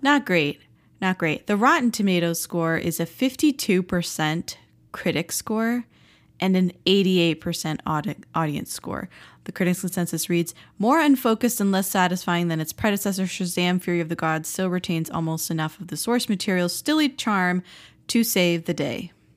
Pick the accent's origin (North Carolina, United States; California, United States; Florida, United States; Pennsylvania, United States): Florida, United States; South; now in Philadelphia, United States; we grew up in South Florida and we had a pool